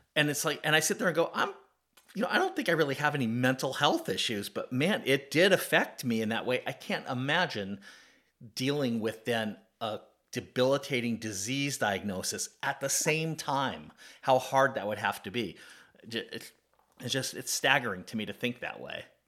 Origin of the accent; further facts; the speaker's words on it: California, United States; now in Atlanta, United States; I grew up in California, not far from where you grew up